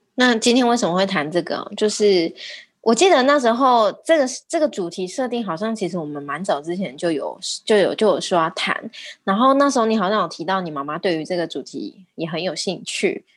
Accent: Taiwan; 我们台湾人也很可怜

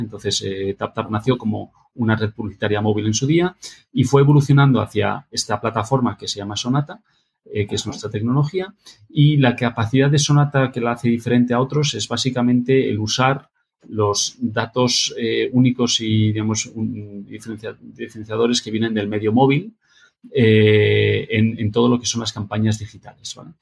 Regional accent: Madrid, Community of Madrid, Spain; also born or lived in Barcelona / Boston / Sweden; yo nací en Barcelona, pero siempre he vivido en Madrid

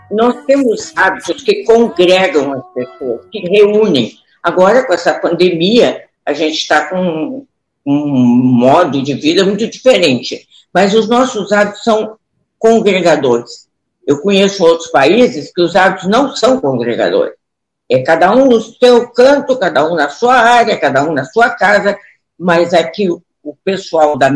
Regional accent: Porto Alegre, Rio Grande do Sul, Brazil; Porto Alegre, eu amo Porto Alegre.

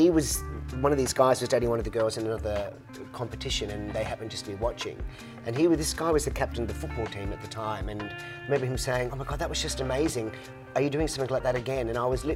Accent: Queensland, Australia; in Australia, especially in my home state

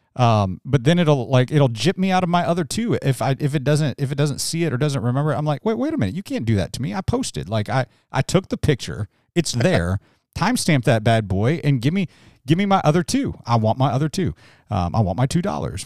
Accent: Salisbury, Maryland, United States; moved away; in my hometown, all everybody wanted to do was get away

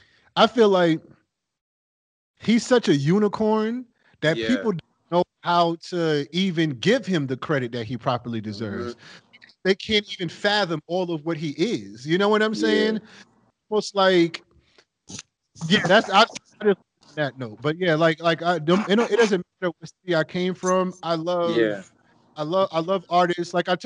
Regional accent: New York City, New York, United States; I grew up in New York City

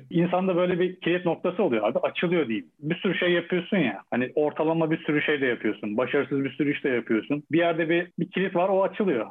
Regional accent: Eskişehir, Turkey; Ben de Eskişehir'liyim

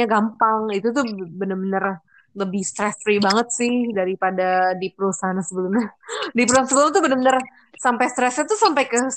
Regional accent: Indonesia; kalau bahasa kita orang Indo muka

